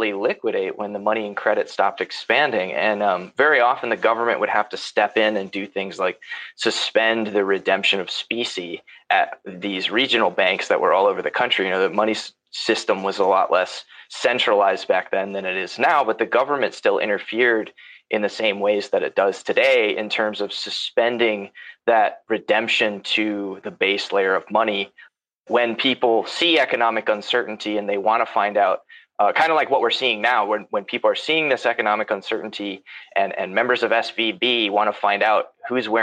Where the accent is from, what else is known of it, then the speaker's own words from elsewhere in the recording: United States; I'm an American